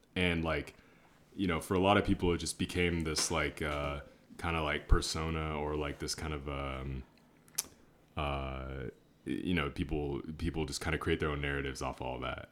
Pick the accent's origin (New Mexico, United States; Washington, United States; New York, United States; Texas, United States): Washington, United States; Seattle; also born or lived in Orange County, California; now in Los Angeles, United States; I'm from Seattle, Washington originally